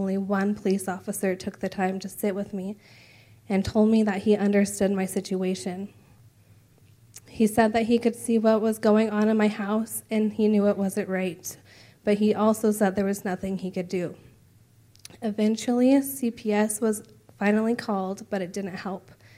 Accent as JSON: {"language": "English", "town": "Reno", "region": "Nevada", "country": "United States", "tie": "born or raised there", "said": "I was born and raised in Reno, Nevada"}